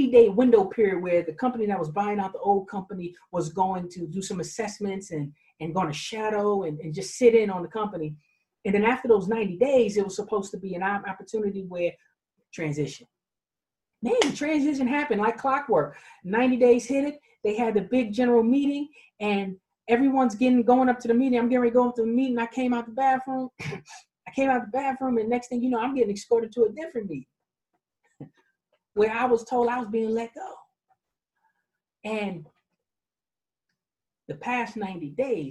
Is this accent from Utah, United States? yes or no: no; New York City, New York, United States; I was raised in Queens, New York, in the street